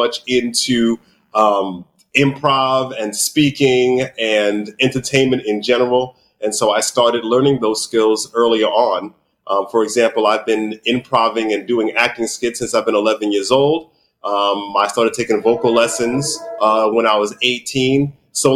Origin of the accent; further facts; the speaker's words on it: New York City, New York, United States; I was born in New York City in Harlem. And I grew up here in New York City